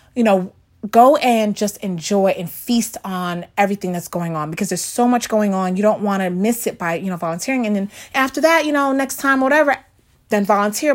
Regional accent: New York, United States; I grew up in the very, very Lower East Side.

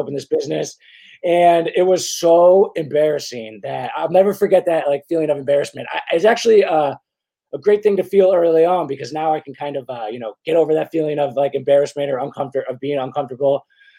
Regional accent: Philadelphia, Pennsylvania, United States; moved away as an adult; now in Charleston, United States; I'm from Philadelphia. I'm like a northerner.

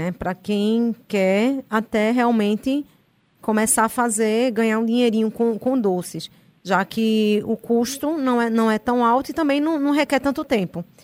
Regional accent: Northeast Region, Brazil; E a gente é nordestina é bucho cheio, né?

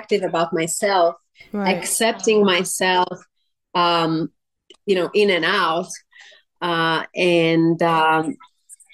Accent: Slovakia; moved away as an adult; also born or lived in Miami, United States; now in Las Vegas, United States; I'm from Europe, Slovakia, and then I came to the United States by myself.

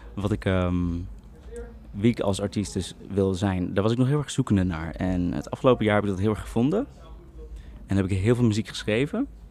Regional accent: Utrecht, Netherlands; ik kom dus uit Utrecht

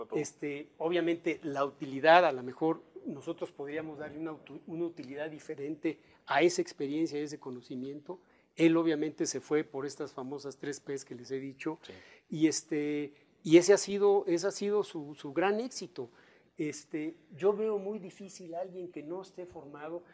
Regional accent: Mexico; aquí hay gente que somos de México, que somos mexicanos, que vamos a seguir viviendo en nuestro país

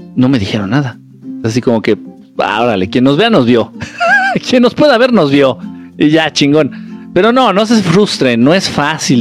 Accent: Guerrero, Mexico; now in Mexico City, Mexico; Yo soy de Guerrero, pero ahorita estoy acá en el centro, en la Ciudad de México

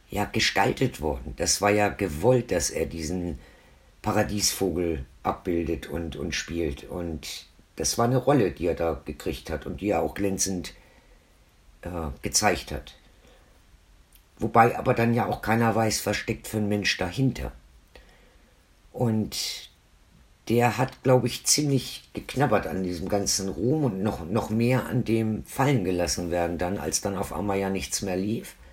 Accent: Hamburg area, Germany; born there; now in Franconia, Germany; ich bin ja ursprünglich auch aus dem Norden. Also ich bin ursprünglich geboren in der Nähe von Hamburg, wohne aber jetzt schon seit 1979 hier im schönen Franken.

